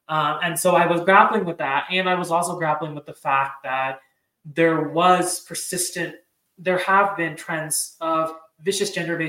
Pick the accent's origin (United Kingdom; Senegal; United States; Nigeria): United States; growing up in the United States, especially because I was born and raised here, you know, in the context of being an Indian American, and having an Indian American household